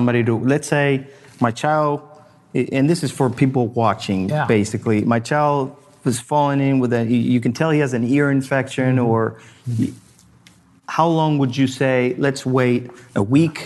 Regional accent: Argentina; now in United States; I grew up in Argentina

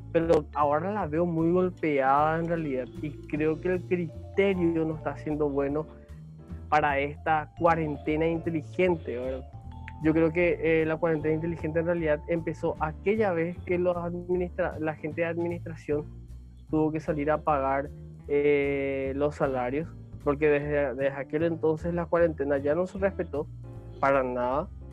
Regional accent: Paraguay

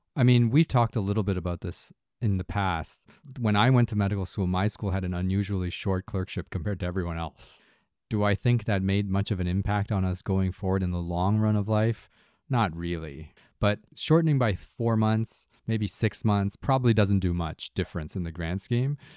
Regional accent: Canada; as a Chinese Canadian, like, I usually, I put myself as Canadian first, right? This is my home.

